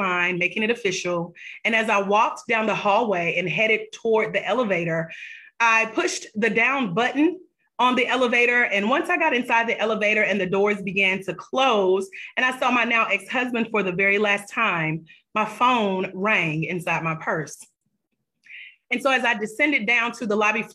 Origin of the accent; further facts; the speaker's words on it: Douglasville, Georgia, United States; my hometown, Douglasville, Georgia